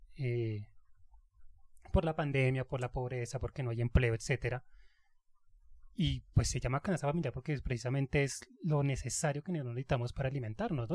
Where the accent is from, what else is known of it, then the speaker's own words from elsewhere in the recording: Colombia; Así somos nosotros colombianos